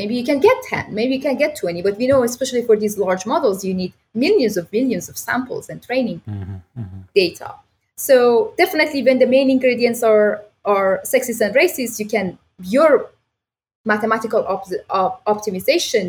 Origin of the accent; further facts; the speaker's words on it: Iran; now in Toronto, Canada; I grew up back in Iran